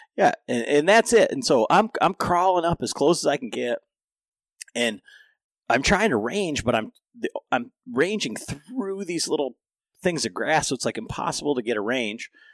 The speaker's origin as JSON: {"language": "English", "region": "Michigan", "country": "United States", "tie": "born or raised there", "said": "growing up in Michigan"}